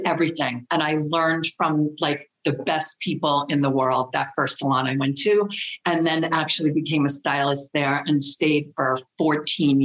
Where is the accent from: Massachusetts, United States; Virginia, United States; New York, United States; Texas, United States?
New York, United States; Westchester County; I am from Westchester County, New York, which is the first little suburb area right outside of New York City, just north of New York City.